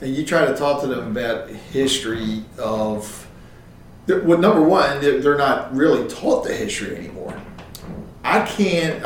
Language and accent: English; Joppatowne, Maryland, United States; I'm from Joppa Town